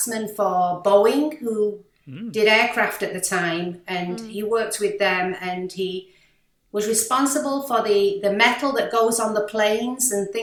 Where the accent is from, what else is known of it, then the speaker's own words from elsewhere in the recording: Manchester, North West England, United Kingdom; accent: British; moved away as an adult; also born or lived in Malaysia / New York, United States; now in Miami, United States; growing up in Manchester as a teenager